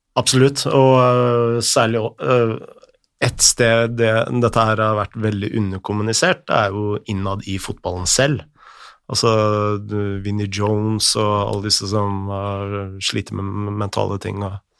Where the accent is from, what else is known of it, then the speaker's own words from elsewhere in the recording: Oslo area, Norway; når jeg vokste opp uh, her i Oslo-området